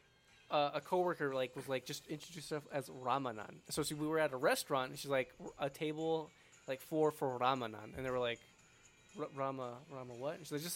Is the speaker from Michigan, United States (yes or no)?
yes; Michigan, United States; I grew up in Michigan